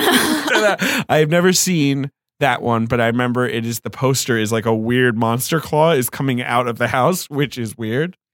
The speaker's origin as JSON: {"language": "English", "region": "London", "country": "United Kingdom", "tie": "born or raised there", "moved": "yes", "said": "I grew up in London"}